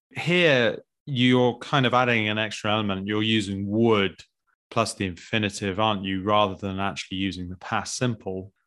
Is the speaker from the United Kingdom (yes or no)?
yes; United Kingdom; as British people, or English, particularly British